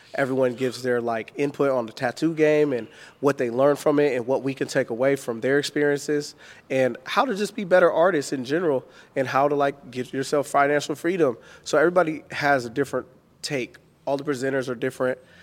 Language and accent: English; Richmond, California, United States; I'm from the hood, like, I'm, I'm from Richmond, California